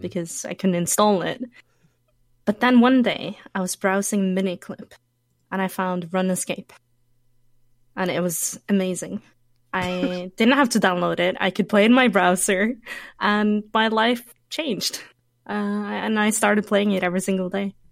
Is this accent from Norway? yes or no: yes; Norway; I was born in Norway.